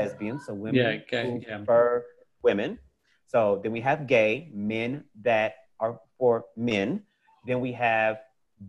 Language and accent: English; Oklahoma City, Oklahoma, United States; I grew up in Oklahoma City, Oklahoma, in the United States